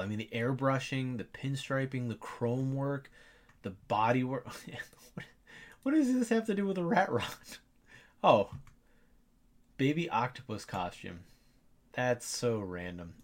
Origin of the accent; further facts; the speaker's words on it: Ohio, United States; I'm from Ohio